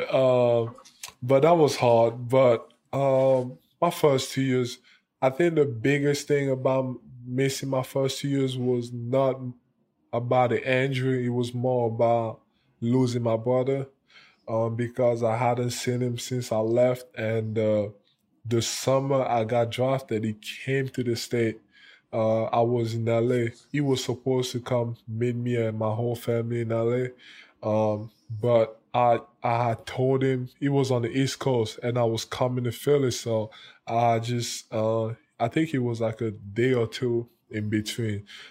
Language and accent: English; Cameroon; now in United States; growing up in Cameroon, it was, it was hard